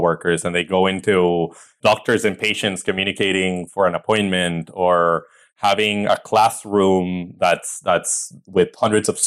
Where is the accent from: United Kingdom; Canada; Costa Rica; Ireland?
Costa Rica; moved away as an adult; also born or lived in El Salvador; now in United States; I was born in El Salvador in Central America. I lived most of my life in Costa Rica. So about 18 years, and then I moved to the US about 8 years ago.